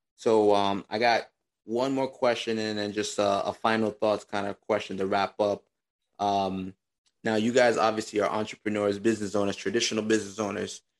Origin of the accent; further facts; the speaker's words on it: New York, United States; we are from New York